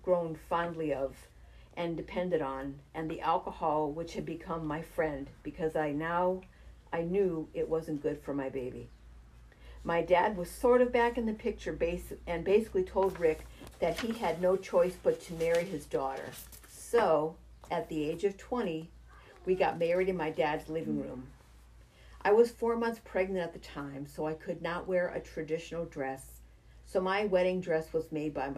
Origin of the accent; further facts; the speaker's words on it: Springfield, Massachusetts, United States; also born or lived in Chicopee, Massachusetts / Monson, Massachusetts / Palmer, Massachusetts; I grew up in Springfield in a housing complex with lots of duplexes and triplexes